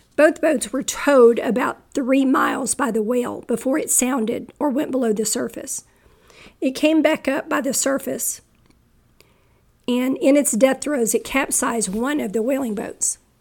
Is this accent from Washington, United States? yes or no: no; Texas, United States; I'm a Texan